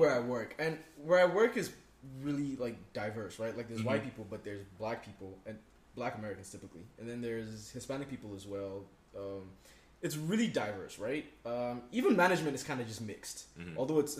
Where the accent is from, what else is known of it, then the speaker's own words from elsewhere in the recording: Nigeria; accent: Nigerian; now in United States; I sound very Nigerian